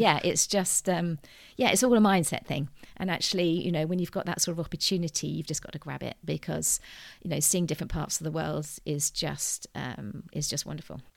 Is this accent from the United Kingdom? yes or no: yes; United Kingdom; I'm very British in my upbringing, um, was brought up in the countryside